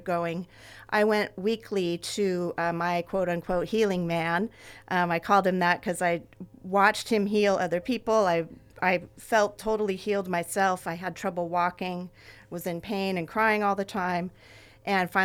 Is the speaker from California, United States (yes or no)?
yes; Ventura, California, United States; I grew up here. This is my hometown